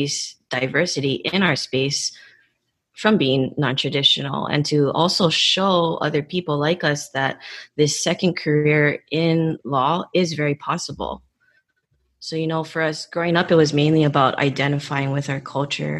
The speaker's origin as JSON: {"language": "English", "region": "Hawaii", "country": "United States", "said": "I'm from Hawaii, and in Hawaii, we have a slang language called Pidgin."}